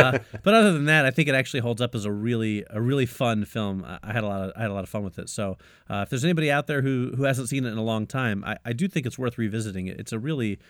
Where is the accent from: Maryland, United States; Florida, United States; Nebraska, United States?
Florida, United States; Orlando; And I grew up in Orlando going to Disney all the time.